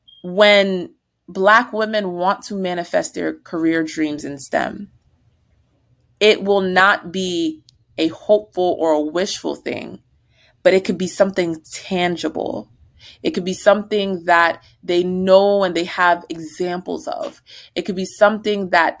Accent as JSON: {"language": "English", "region": "New Jersey", "country": "United States", "also_born_or_lived": "Virginia", "moved": "as an adult", "said": "we're from New Jersey"}